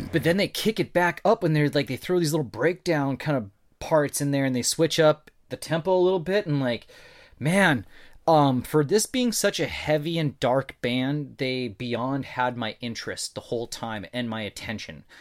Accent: North Dakota, United States; I'm from North Dakota

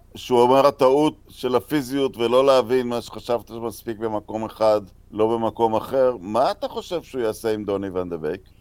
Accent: Netanya, Central District, Israel; גדלתי בנתניה

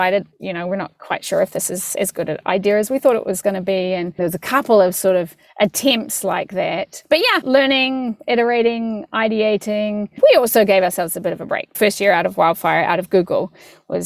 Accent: New Zealand; moved away; I'm from New Zealand

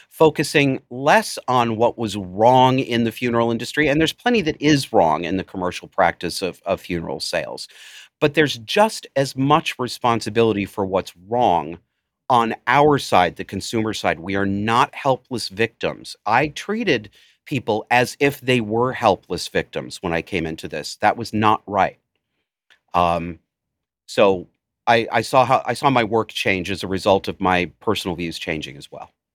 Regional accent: Cortland, United States; Cortland was my hometown, the town that I spent some years growing up

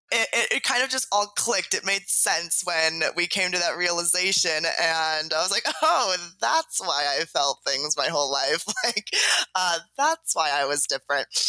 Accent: San Diego, California, United States; also born or lived in Los Angeles; I was born in San Diego, California, born and raised

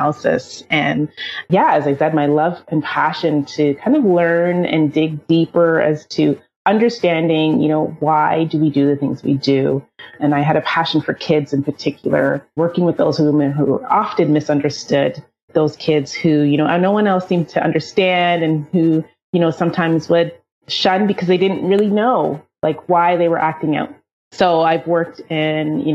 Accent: Toronto, Ontario, Canada; I'm from Toronto, Canada

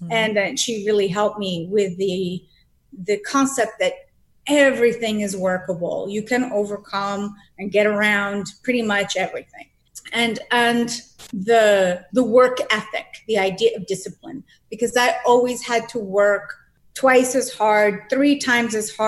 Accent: Boston, Massachusetts, United States; I am from Boston, Massachusetts.

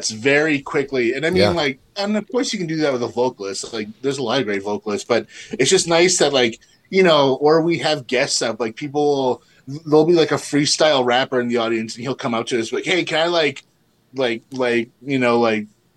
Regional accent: Winnipeg, Manitoba, Canada; we're from Winnipeg

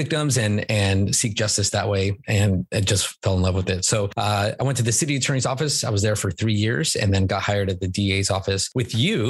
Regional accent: California, United States; also born or lived in Buena Park, California / Murrieta, California; now in San Diego, United States; Born and raised in California, and went to school at UCSD. So that was my first foray into San Diego. I lived in Buena Park and then Murrieta, and then I went to college for UCSD.

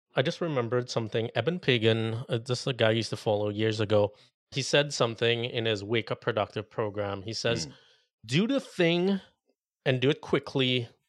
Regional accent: Trinidad & Tobago; now in Las Vegas, United States; I spent a month in Trinidad, mm. and if listeners don't know, that's where I grew up

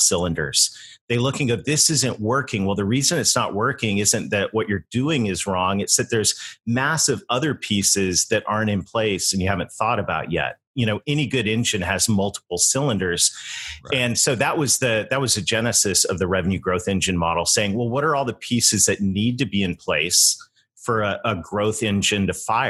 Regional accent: Canada; my home country of Canada.

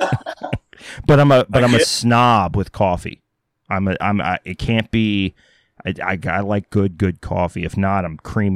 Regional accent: United States; also born or lived in Texas / Oklahoma; I grew up, I'm originally from Texas and Oklahoma.

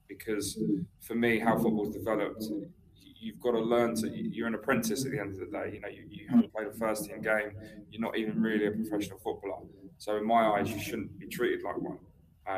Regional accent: Brighton, South East England, United Kingdom; also born or lived in Gloucester / Germany / outside London; when I was 6 years old, my dad moved to Brighton. So, and I've never moved since.

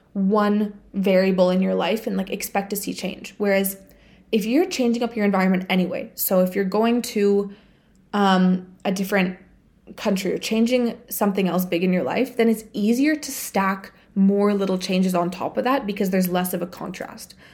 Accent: Bulgaria; moved away; I went back home to my home country. So, I went to Bulgaria

